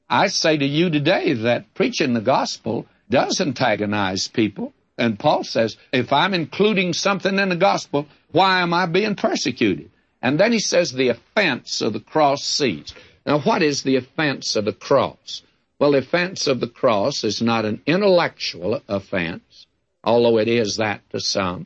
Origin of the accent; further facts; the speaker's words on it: the South, United States; I was brought up in the South